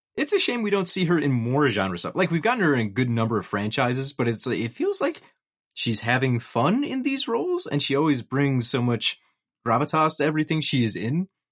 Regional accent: Nekoosa, Wisconsin, United States; the Nakusa Giant Pumpkin Festival in my hometown

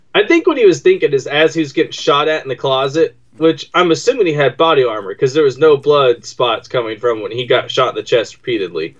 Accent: Texas, United States; I'm a Texan

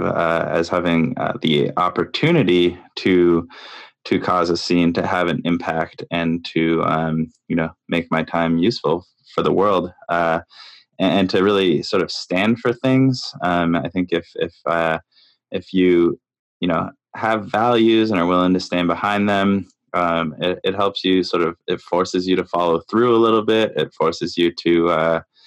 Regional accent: Canada; now in New York, United States; I live in New York, and I'm from Canada originally.

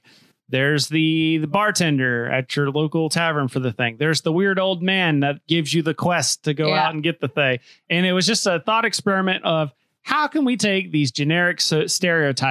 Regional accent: United States; me as an American

